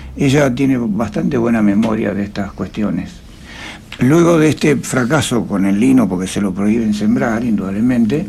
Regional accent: Jáuregui, Buenos Aires Province, Argentina; born or raised there; also born or lived in Friuli, Italy

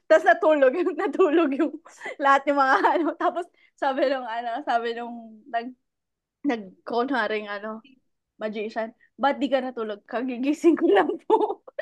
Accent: Baguio, Cordillera Administrative Region, Philippines; mga taga Aurora Hill talaga kami. Yun talaga lahat kami na na experience namin tumira sa Aurora Hill.

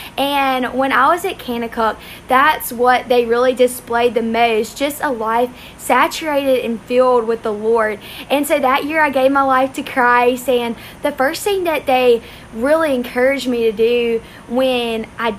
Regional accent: Belzoni, Mississippi, United States; I'm from Belzona, Mississippi.

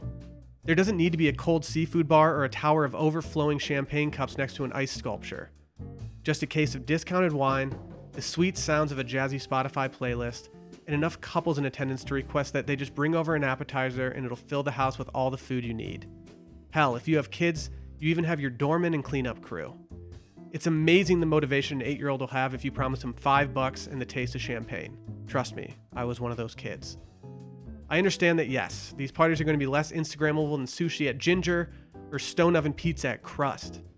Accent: northern Michigan, United States; I spent a majority of my 20s in my hometown. It was a small town in northern Michigan

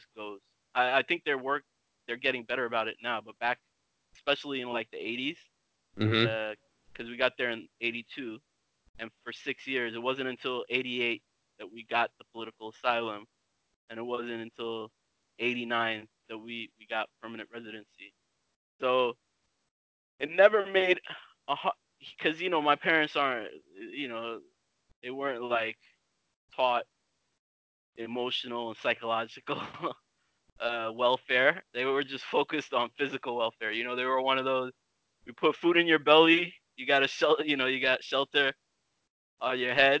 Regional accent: United States; moved away as an adult; also born or lived in Addis Ababa, Ethiopia / Cameroon; now in Stockholm, Sweden; I grew up in the States

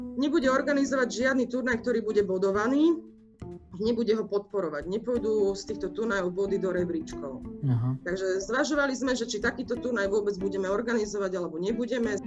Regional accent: Martin, Žilina Region, Slovakia; moved away as an adult; also born or lived in Ružomberok / Trnava; ja pochádzam z Martina

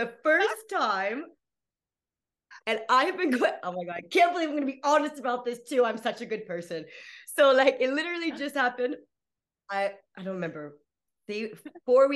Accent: United States; moved away as an adult; also born or lived in Playa del Carmen, Mexico; now in Berlin, Germany; I'm American coming from Playa del Carmen, Tulum area to Berlin

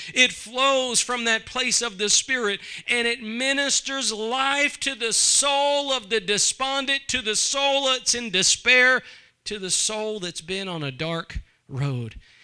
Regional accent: East Texas, United States; I'm from East Texas

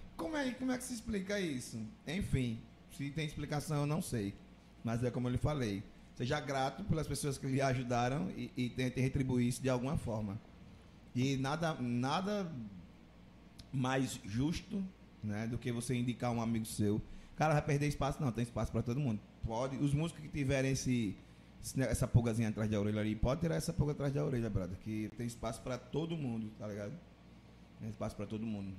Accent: Maceió, Alagoas, Brazil; now in Juazeiro do Norte, Brazil; eu sou de Maceió, não sou de Juazeiro

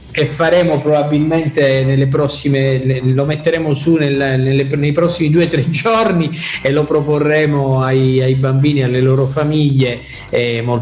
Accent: Palermo, Sicily, Italy; now in Messina, Italy; Io, come tu sai, sono palermitano e, ehm, e quindi mm, sono, sono, stato adottato da questa città, ormai ci vivo da 15 anni

